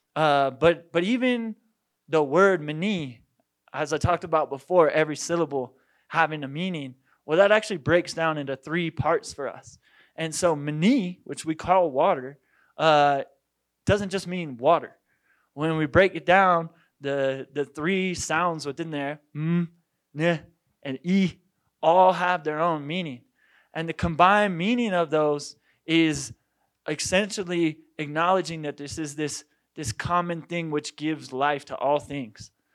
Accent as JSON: {"language": "English", "town": "Boulder", "region": "Colorado", "country": "United States", "tie": "born or raised there", "said": "I was born and raised, uh, in, in Boulder, Colorado"}